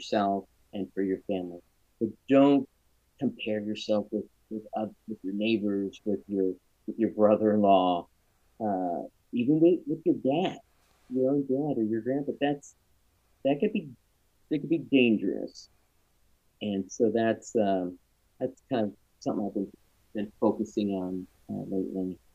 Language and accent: English; Champaign, Illinois, United States; moved away as an adult; now in Greenwood, United States; I grew up in Illinois, and up and down, and north and south and central. I went to high school, a middle school, high school, undergrad, grad school in Champaign